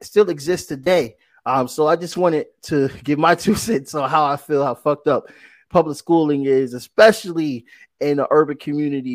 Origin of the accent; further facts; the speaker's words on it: Bridgeport, Connecticut, United States; I grew up in Bridgeport